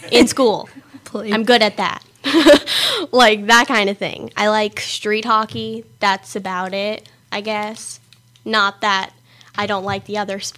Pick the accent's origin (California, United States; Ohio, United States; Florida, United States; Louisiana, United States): California, United States; San Diego; I'm from San Diego